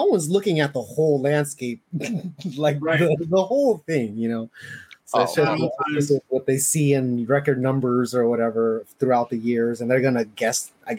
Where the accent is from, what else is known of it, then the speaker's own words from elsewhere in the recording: San Diego, California, United States; La Jolla Beach is the beach to my hometown in San Diego as well.